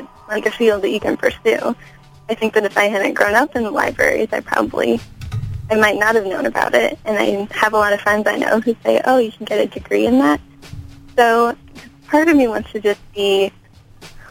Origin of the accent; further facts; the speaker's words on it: Morton, Illinois, United States; I am born and raised in Illinois. I moved around sort of from small town to small town. I grew up in a town called Morton, Illinois